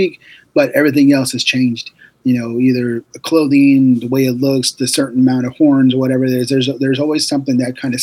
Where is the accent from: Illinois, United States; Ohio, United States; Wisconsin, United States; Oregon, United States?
Oregon, United States; Lebanon; I lived in my hometown, which is Lebanon, Oregon